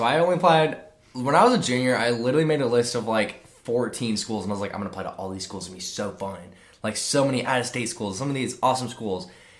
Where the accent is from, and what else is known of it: Cypress, Texas, United States